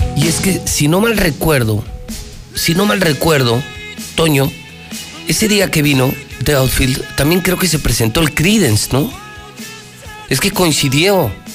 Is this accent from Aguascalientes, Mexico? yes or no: yes; Aguascalientes, Mexico; de los que sí nacimos aquí, crecimos aquí y queremos Aguascalientes